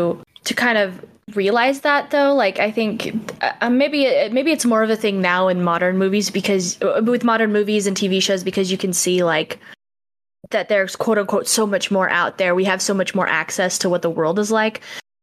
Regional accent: Amarillo, Texas, United States; I'm actually not from Sweden. I'm right, so sorry to disappoint you. I'm just from Amarillo.

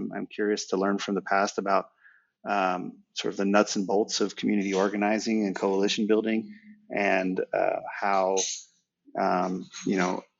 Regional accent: Reno, Nevada, United States; moved away as an adult; also born or lived in Texas; I grew up in the West in Reno, Nevada

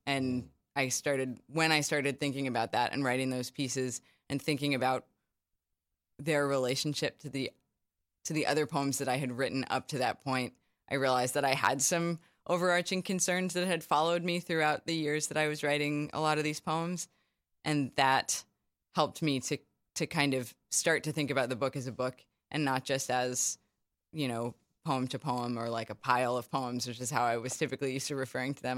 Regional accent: Charlottesville, Virginia, United States; moved away as an adult; also born or lived in New Haven, Connecticut / New York; I'm from Charlottesville, Virginia, and, um, did all my schooling there

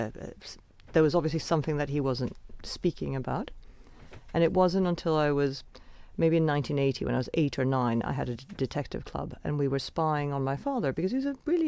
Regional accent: Venezuela; I grew up in Venezuela with a very mysterious father

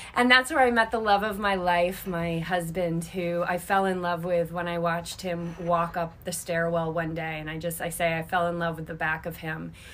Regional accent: Cape Cod, Massachusetts, United States; moved away as an adult; also born or lived in Boulder, Colorado / Newport; now in Carlsbad, United States; grew up on Cape Cod, I'm a native New Englander

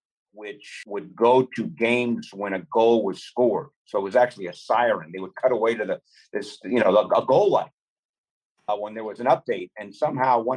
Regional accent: West Coast, United States; also born or lived in Manhattan, New York; I'm originally from Manhattan. I grew up on the West Coast

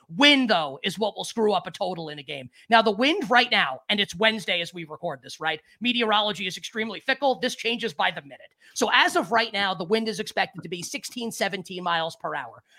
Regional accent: New York, United States; I I am a New Yorker, like through and through

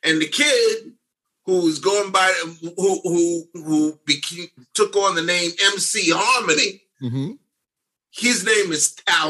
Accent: New York City, New York, United States; Dave and I grew up on Park Slope on a block called Lincoln Place.

